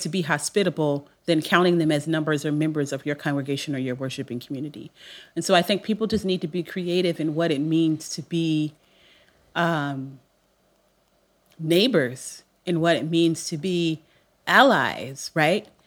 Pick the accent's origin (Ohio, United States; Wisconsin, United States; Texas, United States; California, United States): California, United States; Long Beach; I'm from Long Beach, so I'm confident, but I'm laid back.